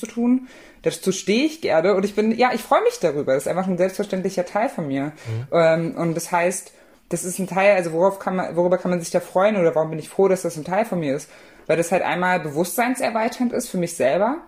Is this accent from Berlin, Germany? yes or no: no; Saxony, Germany; dann werde ich niemals leugnen, dass ich aus Sachsen komme. Ich bin Sachse, aber ich bin Deutscher. Ähm, ich denke aber, dass ich nicht da wäre, wo ich heute bin, wenn ich nicht im Osten aufgewachsen wäre.